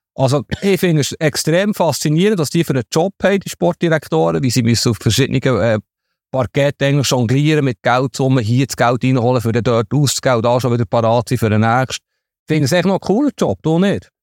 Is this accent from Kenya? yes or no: no; Switzerland; als Schweizer Fußballjournalist